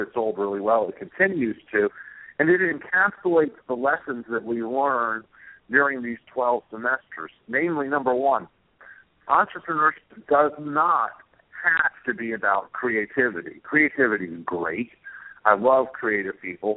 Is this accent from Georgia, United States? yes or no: yes; Atlanta, Georgia, United States; I'm from Atlanta, Georgia